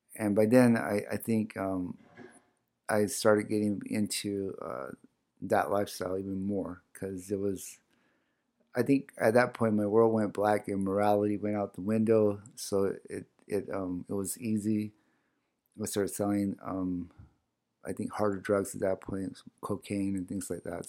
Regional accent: Salt River, Arizona, United States; first language O'odham; English is a second language; also born or lived in Sacaton, Gila River, Arizona; I was actually born in Sakuton on the Gila River. And, um, but I was, but I grew up in Sal's.

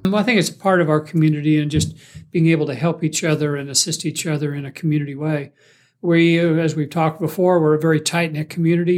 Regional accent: Springville, Utah, United States; me growing up in Springville

